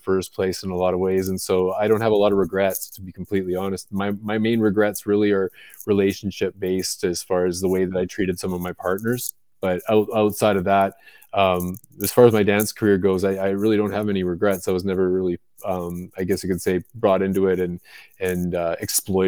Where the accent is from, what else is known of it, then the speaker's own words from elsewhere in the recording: just outside of Vancouver, British Columbia, Canada; moved away as an adult; also born or lived in Florida, United States; I was born and raised in Canada, in just outside of Vancouver, British Columbia